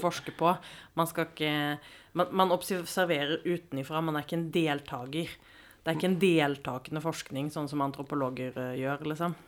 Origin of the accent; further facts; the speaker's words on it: Sweden; now in Norway; Jeg er født og oppvokst i Sverige